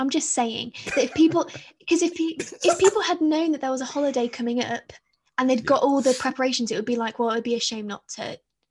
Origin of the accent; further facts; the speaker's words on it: United Kingdom; I feel as though British people, sorry, the rest of the world, it all revolves around us